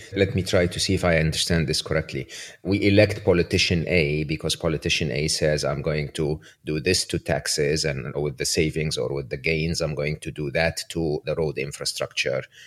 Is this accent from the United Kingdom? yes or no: no; Egypt; moved away; I grew up in Egypt